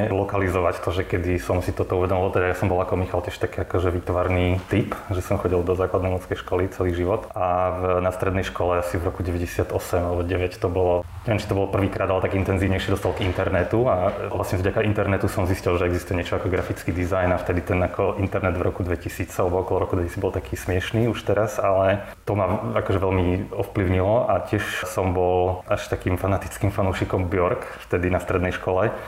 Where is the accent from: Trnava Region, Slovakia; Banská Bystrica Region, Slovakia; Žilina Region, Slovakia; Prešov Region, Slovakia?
Žilina Region, Slovakia; Liptovský Hrádok; now in Bratislava, Slovakia; Ja som z litovského hrádku, ale v Bratislave som od, kedy som prišiel na školu, čiže už 20 rokov skoro.